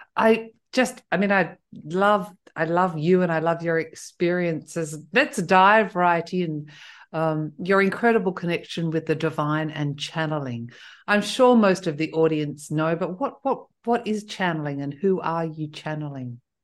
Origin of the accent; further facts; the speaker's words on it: Australia; also born or lived in south of France; now in France; I'm originally Australian